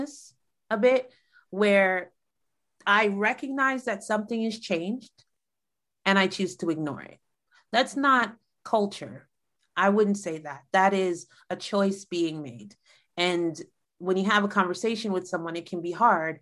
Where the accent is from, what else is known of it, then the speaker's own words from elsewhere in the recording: United States; I am American